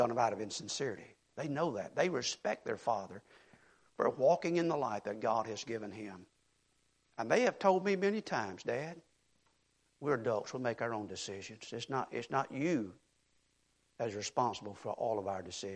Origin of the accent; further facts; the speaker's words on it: Mississippi, United States; now in Texas, United States; I'm a Mississippi boy